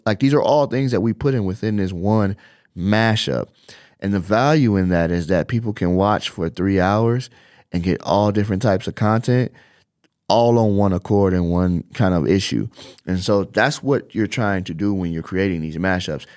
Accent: Chicago, Illinois, United States; now in Las Vegas, United States; I come from Chicago, I live in Las Vegas, and all of my family is still in Chicago

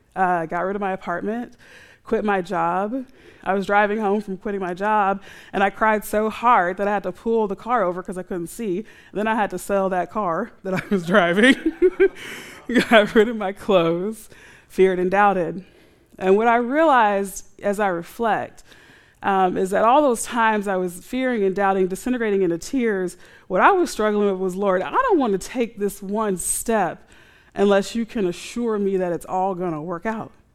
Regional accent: United States; We're American

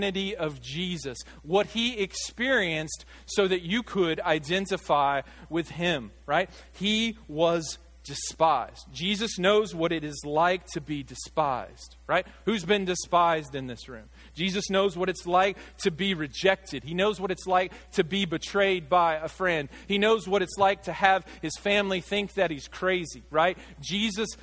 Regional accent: Arkansas, United States; I grew up here in Arkansas.

